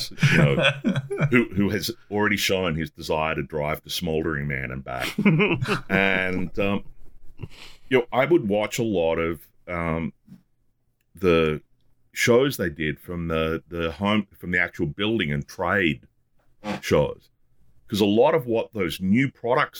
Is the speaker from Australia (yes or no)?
yes; Australia; as an Australian